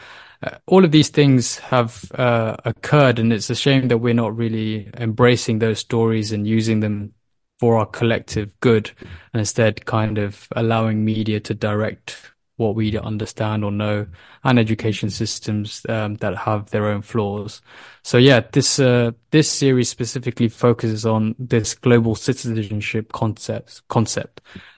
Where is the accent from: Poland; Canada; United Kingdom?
United Kingdom; I mean, myself, my co-founders, we all were born and raised in the UK, and you know, the UK education system is revered globally.